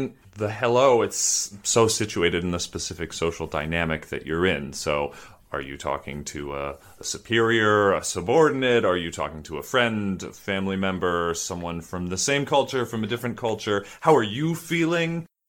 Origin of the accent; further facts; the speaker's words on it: Bloomington, Indiana, United States; moved away as an adult; now in Germany; I'm from Bloomington, Indiana, and I've lived in Germany for on and off about 8 years at this point.